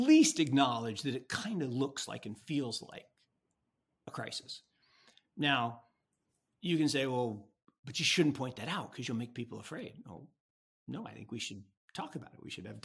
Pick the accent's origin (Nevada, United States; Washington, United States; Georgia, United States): Washington, United States; Seattle; I grew up in Seattle